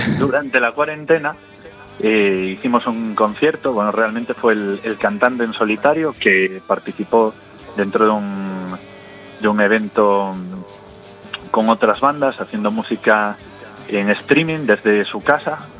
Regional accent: Carballo, Galicia, Spain; moved away as an adult; now in Madrid, Spain; soy de Carballo.

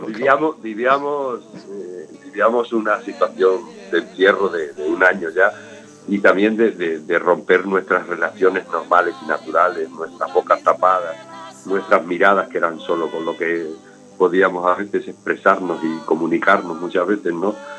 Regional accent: northeast Extremadura, Spain; moved away; also born or lived in Vallecas, Madrid; yo soy del noreste

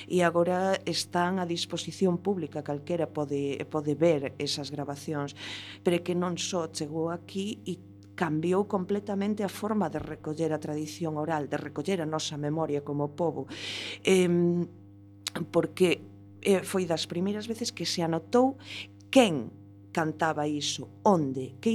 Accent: Galicia, Spain

